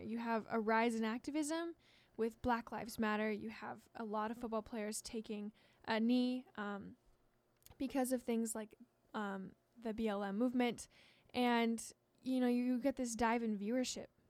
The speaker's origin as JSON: {"language": "English", "region": "Washington", "country": "United States", "said": "I'm from Washington"}